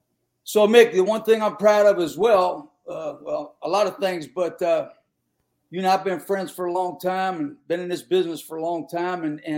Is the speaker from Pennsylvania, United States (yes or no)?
yes; Western Pennsylvania, United States; moved away; we grew up in Western PA.